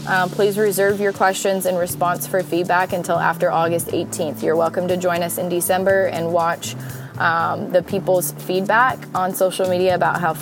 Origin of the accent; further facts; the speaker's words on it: United States; being an American born in one of the best countries in the world